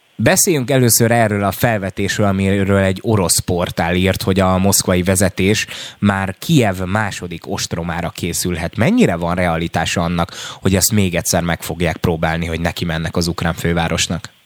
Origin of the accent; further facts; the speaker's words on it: the edge of the Austrian border, Western Hungary, Hungary; én az osztrák határ széléről ö, származom